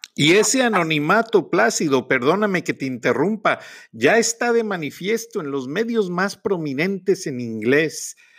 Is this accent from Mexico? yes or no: yes; Mexico; somos mexicanos